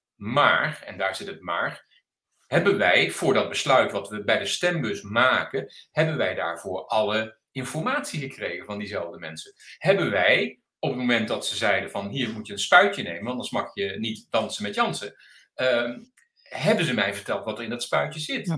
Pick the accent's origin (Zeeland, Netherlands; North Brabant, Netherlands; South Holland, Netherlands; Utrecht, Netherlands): South Holland, Netherlands; Delft; ik ben Delftenaar, heel mijn leven daar geweest